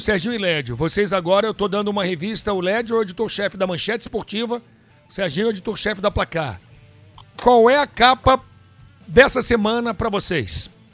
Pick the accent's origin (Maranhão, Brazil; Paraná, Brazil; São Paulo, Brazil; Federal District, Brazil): Federal District, Brazil; Brasília; eu cresci em Brasília